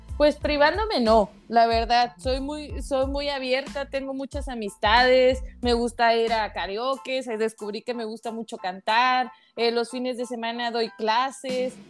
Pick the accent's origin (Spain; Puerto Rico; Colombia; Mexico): Mexico; como buena mexicana